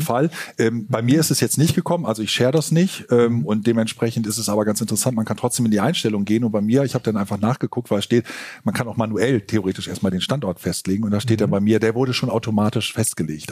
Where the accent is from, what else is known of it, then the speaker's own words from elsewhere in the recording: Northern Germany, Germany; als Norddeutscher